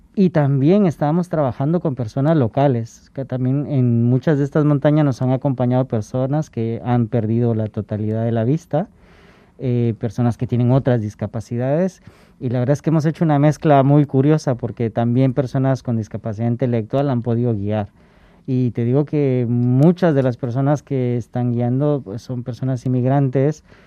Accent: Guatemala; moved away as an adult; now in Spain; De donde soy originario

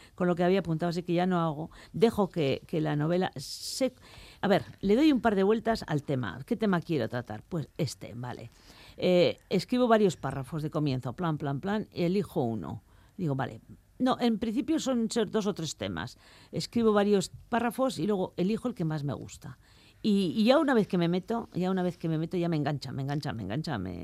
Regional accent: Vitoria-Gasteiz, Basque Country, Spain; moved away as an adult; also born or lived in France / Paris / London / Koblenz; now in Biscay, Spain; yo soy de Vitoria

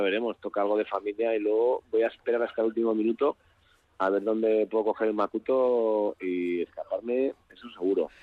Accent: Asturias, Spain; que somos los, los asturianos

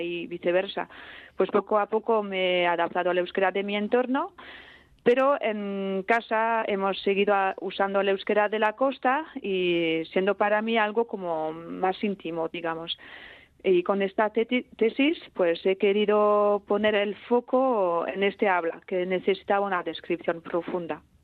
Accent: Ustaritz, Nouvelle-Aquitaine, France; first language Basque; Spanish is a second language; crecí en Ustaritz, que se sitúa a unos 30 kilómetros más o menos hacia el interior

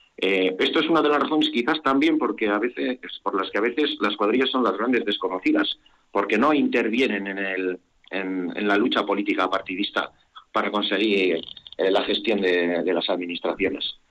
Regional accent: Zalduondo, Basque Country, Spain; mi pueblo

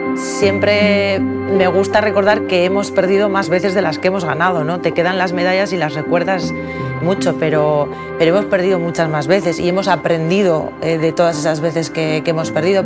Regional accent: Amurrio, Basque Country, Spain; moved away as an adult; also born or lived in San Sebastián / Valencia / Estella / Denmark; en Amurrio, en el pueblo de donde yo soy

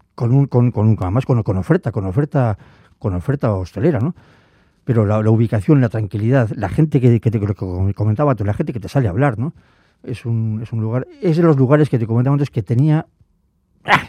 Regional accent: Biscay, Basque Country, Spain; soy vizcaíno, entonces Álava no era, mi tierra

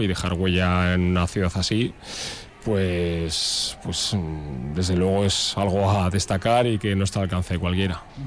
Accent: Portugalete, Basque Country, Spain; moved away as an adult; now in Vitoria-Gasteiz, Spain; no nací aquí, soy de Portugalete, pero vivo aquí desde, desde que vine a estudiar la carrera

